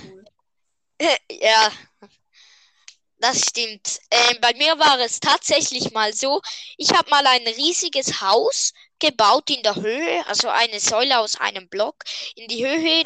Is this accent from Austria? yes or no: no; Switzerland; wir sind Schweizer und darum, ja, reden wir normal